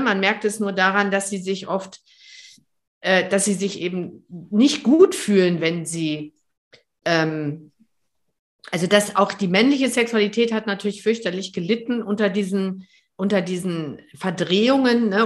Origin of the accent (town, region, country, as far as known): Germany